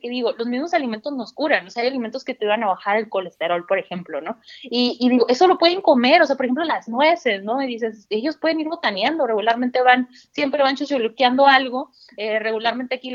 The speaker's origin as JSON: {"language": "Spanish", "country": "Mexico", "said": "a pesar de que somos mexicanos todos, parecía otro mundo totalmente."}